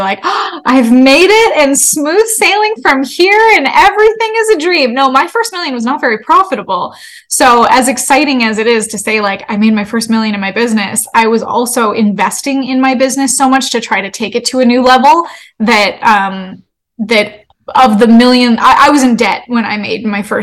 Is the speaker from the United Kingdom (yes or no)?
no; Canada; moved away as an adult; now in United States; I'm Canadian and I moved to the States